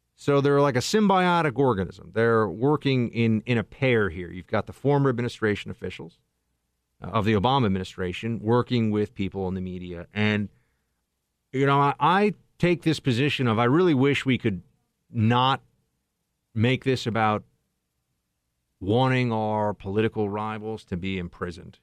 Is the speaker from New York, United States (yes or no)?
yes; New York City, New York, United States; I'm from New York City